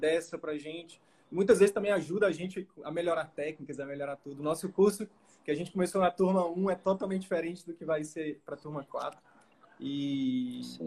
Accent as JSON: {"language": "Portuguese", "region": "Northeast Region", "country": "Brazil", "moved": "yes", "said": "Eu vim do Nordeste, sou do Nordeste com muito orgulho"}